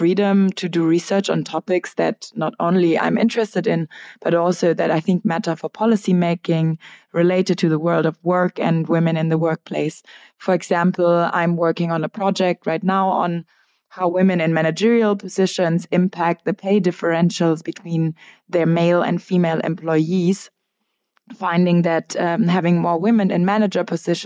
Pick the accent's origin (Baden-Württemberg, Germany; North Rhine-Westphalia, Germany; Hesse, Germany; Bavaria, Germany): Hesse, Germany; Frankfurt; moved away as an adult; also born or lived in London; now in Berlin, Germany; I studied for my undergrad in Frankfurt, my hometown